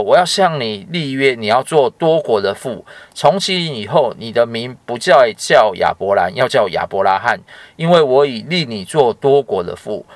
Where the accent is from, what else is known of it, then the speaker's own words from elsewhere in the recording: Taiwan; 像我们台湾人很喜欢拜拜